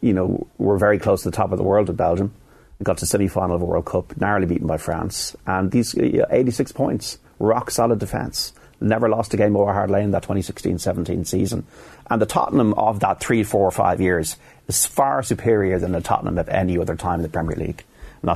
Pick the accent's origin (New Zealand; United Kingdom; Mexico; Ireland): Ireland; Dublin, Leinster; as an Irishman and as a dub